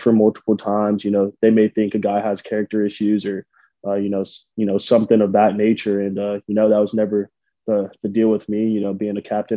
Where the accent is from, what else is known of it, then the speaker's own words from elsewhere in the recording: Tampa, Florida, United States; moved away as an adult; Starting out at South Florida, you know, that was my hometown school.